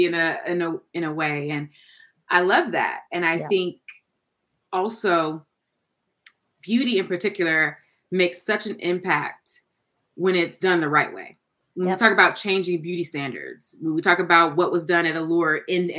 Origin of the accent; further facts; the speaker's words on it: the South, United States; I'm from the South